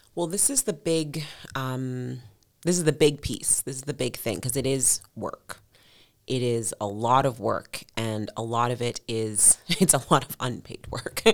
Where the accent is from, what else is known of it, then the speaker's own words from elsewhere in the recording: Edmonton, Alberta, Canada; growing up in Millwoods